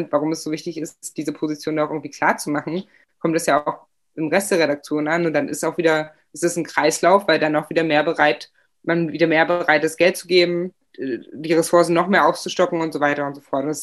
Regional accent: East Germany, Germany; die einfache Antwort, wir sind im Osten aufgewachsen.

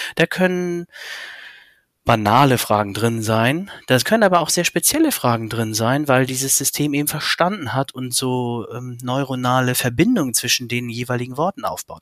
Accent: Hamburg, Germany; ich habe zwei Kinder, komme aus Hamburg

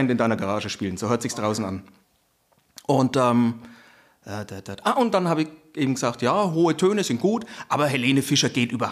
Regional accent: Franconia, Bavaria, Germany; accent: Franconian; ich bin Franke, hört man das?

